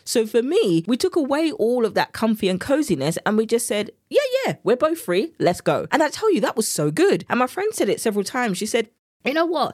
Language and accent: English; England, United Kingdom; accent: English; my English accent has come out now